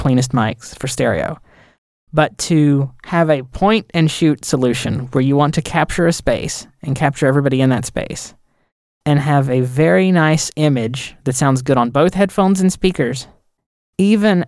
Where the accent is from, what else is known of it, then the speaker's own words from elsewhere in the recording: the South, United States; I'm from the South